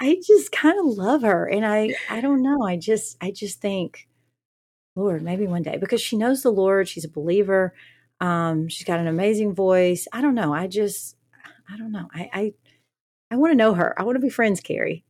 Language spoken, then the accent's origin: English; the South, United States; I'm from the South.